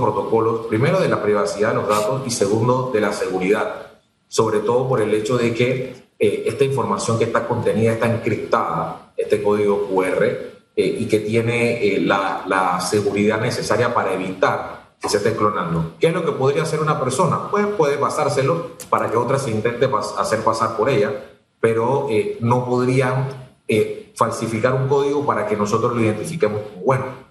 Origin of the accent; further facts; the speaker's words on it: Panama; en mi país